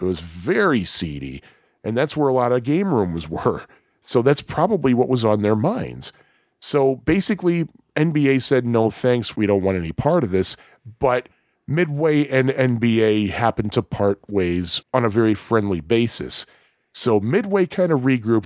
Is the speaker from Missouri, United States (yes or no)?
no; Chicago, Illinois, United States; I am a Chicagoan